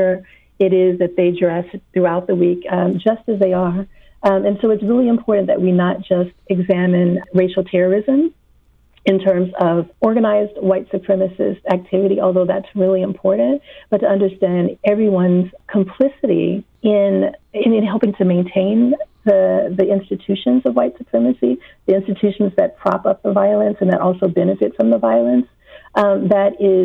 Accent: the South, United States; I grew up in the South. I'm currently living in the South

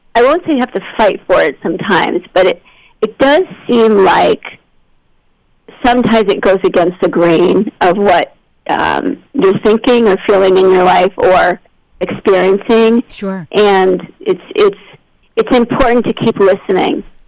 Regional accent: Albany, New York, United States; moved away as an adult; also born or lived in Los Angeles / Massachusetts / France; I grew up in Albany, New York

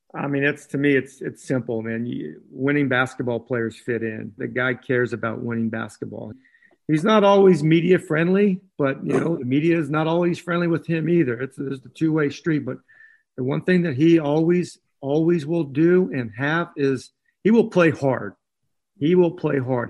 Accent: Northern California, United States; I grew up in Northern California

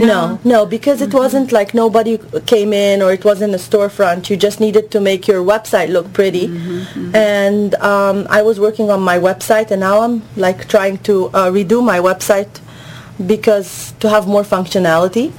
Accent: Egypt; moved away; I'm from Egypt originally.

